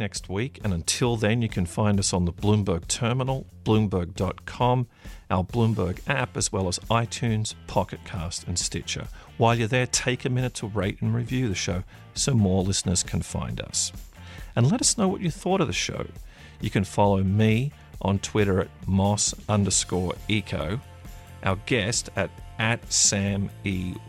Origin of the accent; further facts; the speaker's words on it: Canberra, Australian Capital Territory, Australia; also born or lived in Sydney; I grew up in Canberra, which for listeners unfamiliar with the geography of Australia, it's about 3 or 4 hours inland from the coast